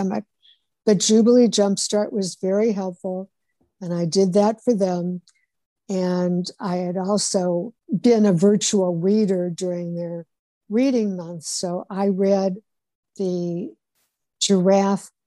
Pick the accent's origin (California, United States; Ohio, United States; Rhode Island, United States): Ohio, United States; Cleveland; moved away; I went to my sister's place in Cleveland, which is my hometown, Cleveland, Ohio